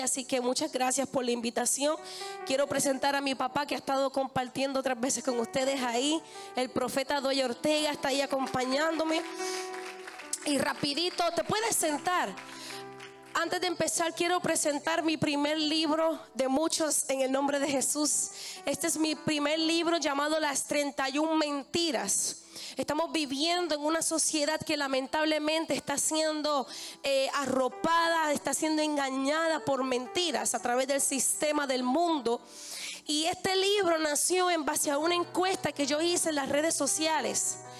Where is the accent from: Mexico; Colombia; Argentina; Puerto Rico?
Puerto Rico; Bayamón; si yo vengo de Bayamón